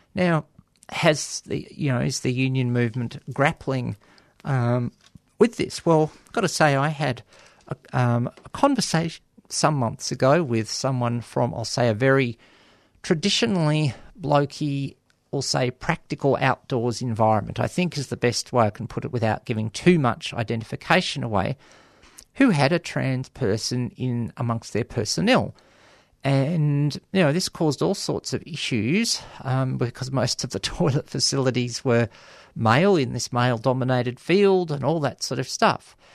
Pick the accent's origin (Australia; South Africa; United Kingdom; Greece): Australia